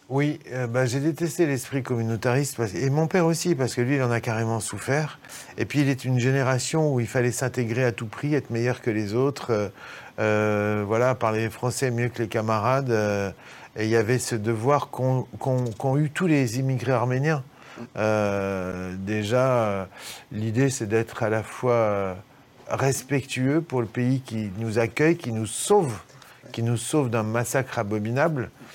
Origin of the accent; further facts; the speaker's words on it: Lyon, Auvergne-Rhône-Alpes, France; moved away as an adult; also born or lived in Chamonix / Paris; now in Chambéry, France; je suis lyonnais